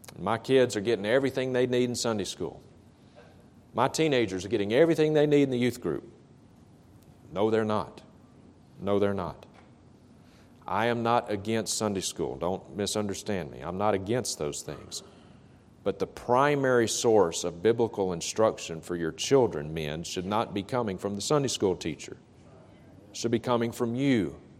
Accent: Vicksburg, Mississippi, United States; a faith healer who is coming to my hometown of Vicksburg, Mississippi

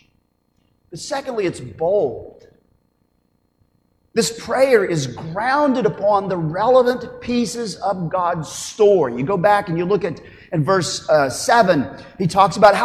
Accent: Oklahoma, United States; as an Oklahoman

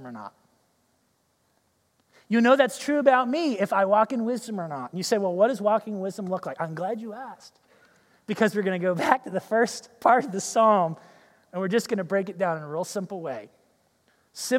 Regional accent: United States

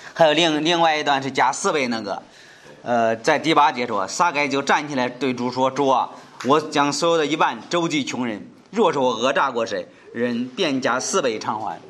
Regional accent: China; 在我们中国人说是汉奸，是人非常讨厌、非常不接受的人

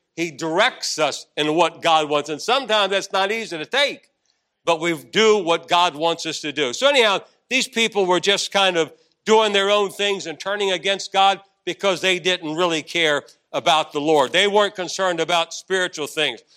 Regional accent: Arlington, Virginia, United States; also born or lived in Washington, D.C.; we came back into Arlington, Virginia

